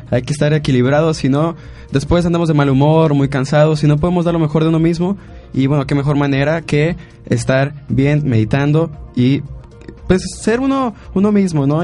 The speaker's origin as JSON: {"language": "Spanish", "country": "Mexico"}